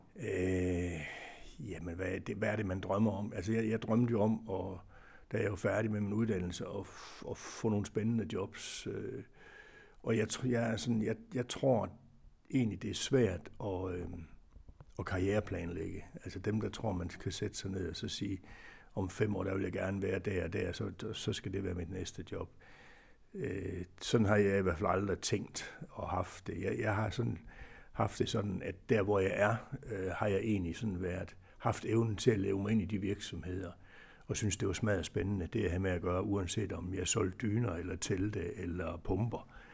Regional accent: Aarhus, Central Denmark Region, Denmark; Jeg er jo øh, jeg er Aarhus-dreng, eller Brabrand-dreng, om man vil

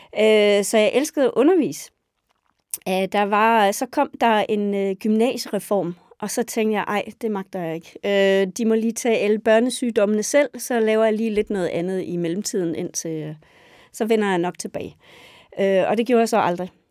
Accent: West Jutland, Central Denmark Region, Denmark; moved away; also born or lived in Roskilde; Jeg er født og opvokset på en gård i Vestjylland

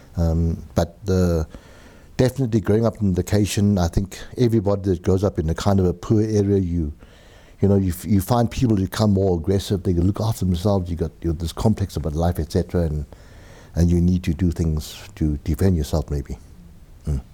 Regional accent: Benoni, Gauteng, South Africa; also born or lived in Germiston; I was born in Germiston location. I'm not too sure what it was called. Maybe the Germiston Asiatic Bazaar. Uh, moved to, uh, Benoni, uh, Actonville.

